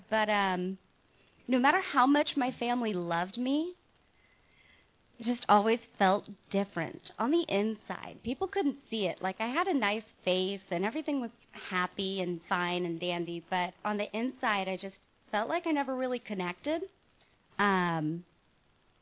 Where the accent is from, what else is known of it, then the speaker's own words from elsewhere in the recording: Mission Viejo, California, United States; I was born in Mission Viejo Hospital, not too far from here, and this is actually my old stomping ground